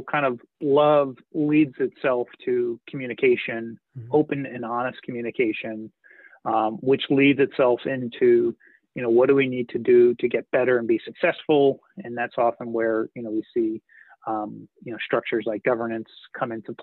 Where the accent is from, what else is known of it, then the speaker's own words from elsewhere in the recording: New Jersey, United States; moved away as an adult; now in Vermont, United States; I grew up in New Jersey up until the time I was 20, and you know, kind of in the suburbs of New York City